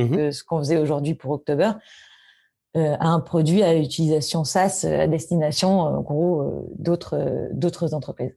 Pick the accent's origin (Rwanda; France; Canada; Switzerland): France; Paris, Île-de-France; je suis parisienne. J'ai été élevée à Paris, j'ai grandi à Paris